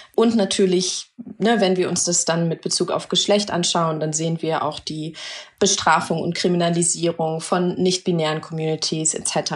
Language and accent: German; Germany; ich bin in Deutschland groß geworden und geboren